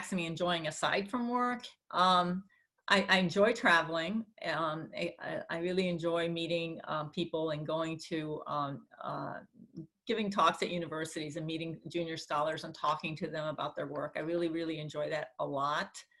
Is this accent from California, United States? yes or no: yes; California, United States; I'm a Californian through and through